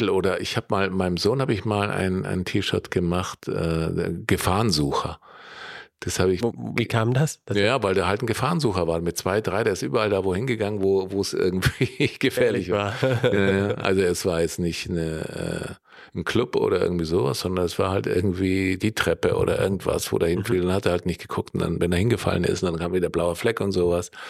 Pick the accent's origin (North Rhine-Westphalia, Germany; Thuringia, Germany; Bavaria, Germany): Bavaria, Germany; Allgäu; ich komme da aus der Gegend